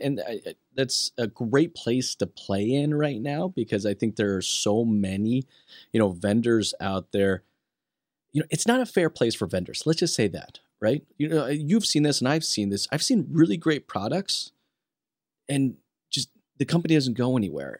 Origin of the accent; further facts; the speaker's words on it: Western United States, United States; now in Canada; I'm originally from the Western side of the United States.